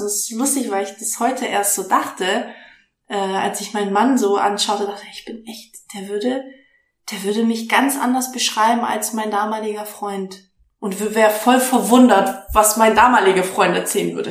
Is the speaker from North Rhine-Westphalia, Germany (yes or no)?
no; Stuttgart, Baden-Württemberg, Germany; moved away as an adult; now in Hamburg, Germany; ich komme aus dem Schwabeländle, ich bin in Stuttgart aufgewachsen